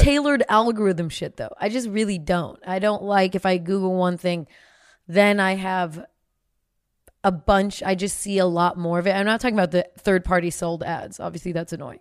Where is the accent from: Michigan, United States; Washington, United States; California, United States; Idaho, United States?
California, United States; Bay Area; I'm from the Bay Area